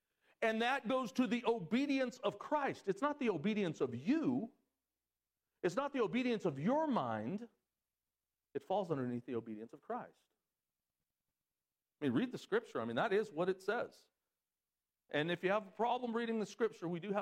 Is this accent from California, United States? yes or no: yes; Southern California, United States; moved away as an adult; I'm from Southern California